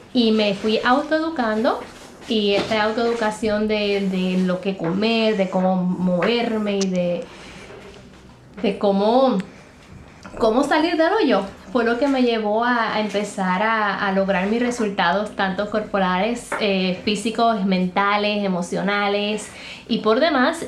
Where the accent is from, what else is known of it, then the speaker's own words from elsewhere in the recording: Puerto Rico; moved away as an adult; now in Arizona, United States; porque por eso salí de Puerto Rico